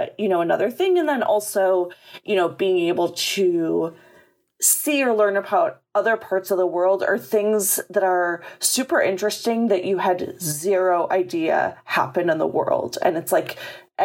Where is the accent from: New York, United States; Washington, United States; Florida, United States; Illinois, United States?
Illinois, United States; Chicago; moved away; I grew up in Chicago